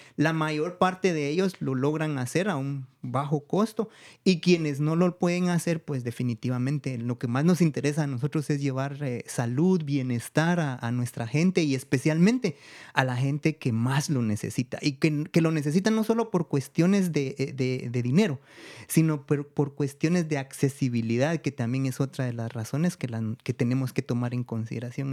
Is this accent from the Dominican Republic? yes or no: no; Guatemala; also born or lived in Guatemala City / United States; mi pueblo